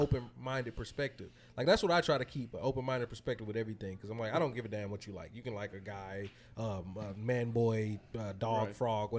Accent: Houston, Texas, United States; also born or lived in Pearland; growing up in Houston early on in life

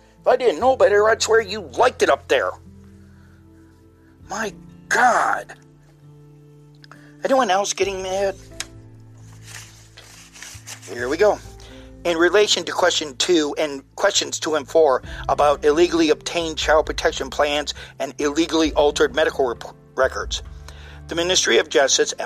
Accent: United States; I'm just speaking as an American

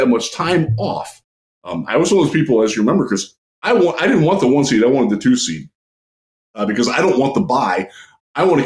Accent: Cleveland, Ohio, United States; I am from Cleveland. I proudly am from Cleveland

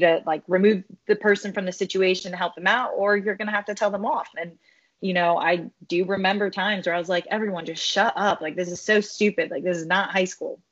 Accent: Philippines; I'm Filipino

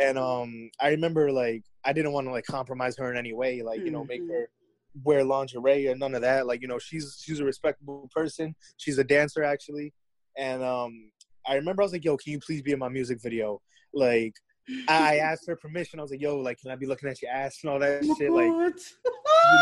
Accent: Clifton, New Jersey, United States; I'm from Clifton, New Jersey. That ain't shit. Like, I used to live in a condominium.

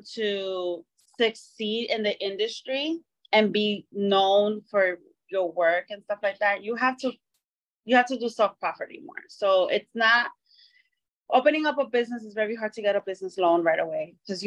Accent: New York City, New York, United States; now in Miami, United States; I service all over the five boroughs of New York City because it's my hometown

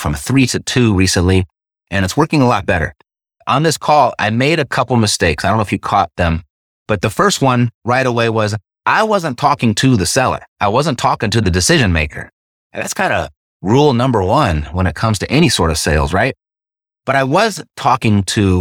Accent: Los Angeles, California, United States; I was born and raised in Los Angeles

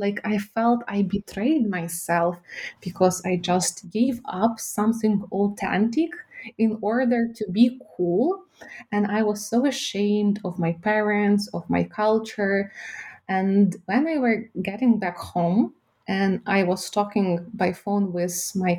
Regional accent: Ukraine; born there; first language Ukrainian; English is a second language; also born or lived in Kyiv; When I was a kid, I came to Kyiv in my fifth grade, and I was speaking Ukrainian because I was born in Ukraine.

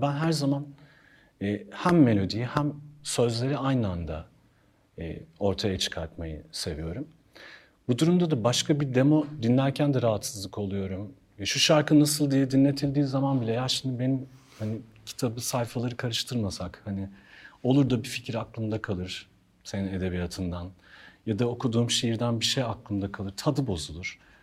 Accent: Ankara, Turkey; moved away as an adult; also born or lived in Hannover, Germany / Istanbul; now in Bodrum, Turkey; Çocukluğum Ankara'da geçti. Okul yıllarım Ankara'da geçti. Konservatuar Ankara'da geçti

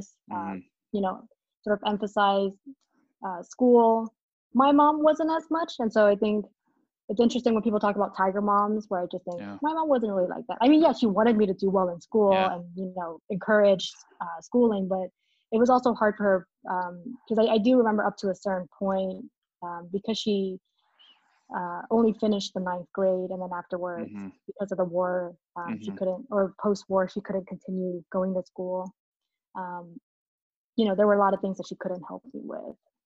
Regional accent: Allentown, Pennsylvania, United States; also born or lived in Saigon, Vietnam / Chicago; now in Atlanta, United States; I was born in Saigon, Vietnam. I immigrated when I was 6 years old. And then my family came to Allentown, Pennsylvania. And so that's sort of where I grew up, where I went to school

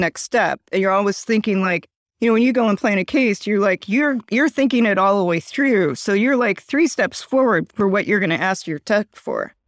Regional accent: Chicago, Illinois, United States; I'm from Chicago

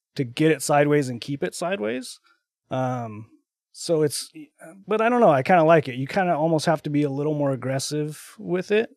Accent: Texas, United States; now in Utah, United States; I'm from Texas originally, uh, but I now live in Utah. I've been, uh, living in Utah for I think, like, twelve years

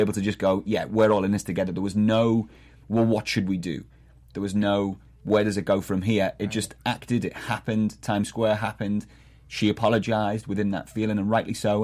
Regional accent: Liverpool, North West England, United Kingdom; moved away as an adult; now in Boston, United States; I'm originally from Liverpool, England

